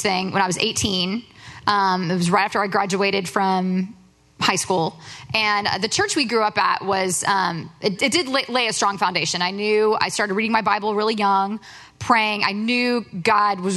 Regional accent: Plano, Texas, United States; I grew up in Plano.

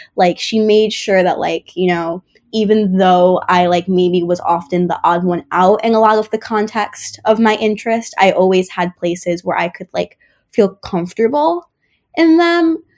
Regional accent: Westchester, New York, United States; also born or lived in Bronx, New York; moving to Westchester and moving to a majority white school district with good opportunities

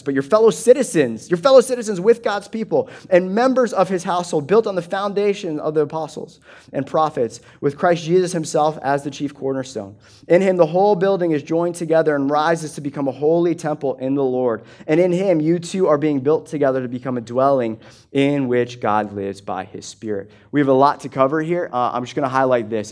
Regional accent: United States; I'm an American

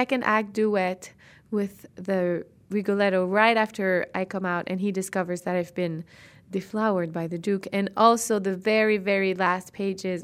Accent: Rimouski, Quebec, Canada; also born or lived in Montreal; I'm from Rimouski in Quebec, so I'm Canadian

